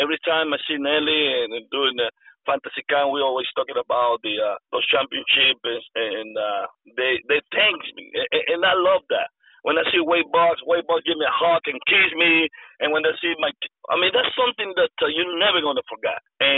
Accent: Mexico; because I come from Mexico.

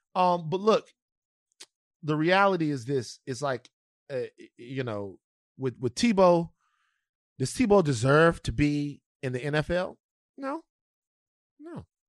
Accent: Louisiana, United States; moved away; my home state of Louisiana

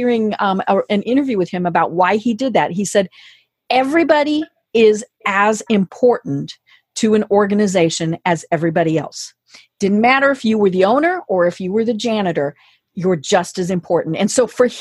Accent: Colorado, United States; now in Atlanta, United States; I'm in Atlanta now, but I'm from Colorado.

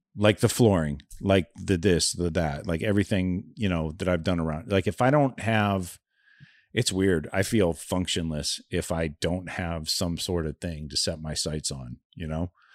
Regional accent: Youngstown, Ohio, United States; I grew up in Youngstown, Ohio in the seventies

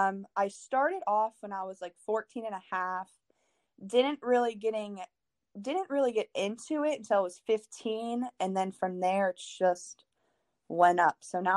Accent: Lowellville, Ohio, United States; I'm from Lowville.

